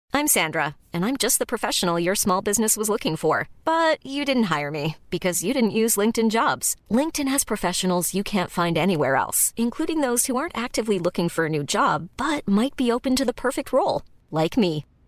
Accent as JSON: {"language": "English", "country": "United Kingdom", "said": "I'm black, I'm British"}